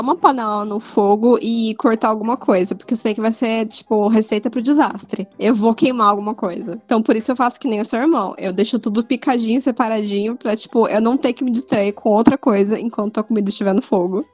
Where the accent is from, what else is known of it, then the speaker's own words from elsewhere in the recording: Fernandópolis, São Paulo, Brazil; moved away; eu fui para Fernandópolis, que é a cidade de onde eu vim